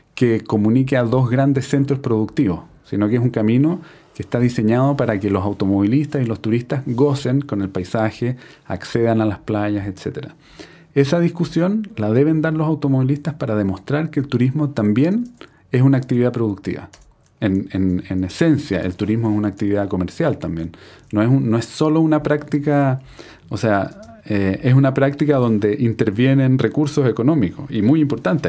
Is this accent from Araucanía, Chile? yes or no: no; Viña del Mar, Valparaíso, Chile; yo nací en Viña del Mar